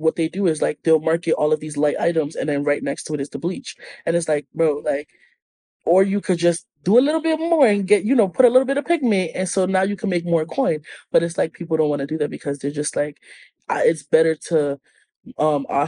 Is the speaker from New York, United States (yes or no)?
yes; New York, United States; I'm from New York